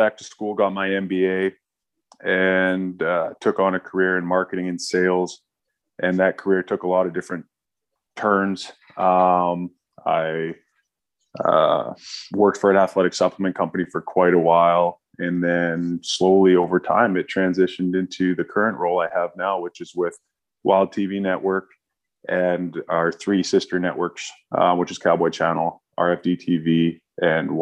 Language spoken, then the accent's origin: English; Squamish, British Columbia, Canada; also born or lived in Washington State / Toronto; Small town BC kid. I grew up in Bracondale, BC, or Squamish, BC.